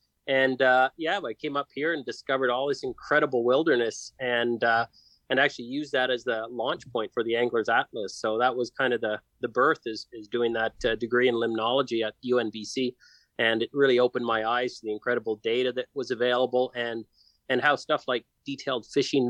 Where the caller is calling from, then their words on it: Prince George, British Columbia, Canada; It's my bedroom in Prince George, British Columbia. That's home base for us.